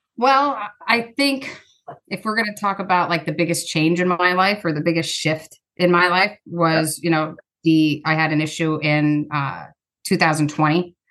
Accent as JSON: {"language": "English", "region": "Pennsylvania", "country": "United States", "tie": "born or raised there", "moved": "yes", "lives_now": "Ohio, United States", "said": "I grew up in a different state, Pennsylvania"}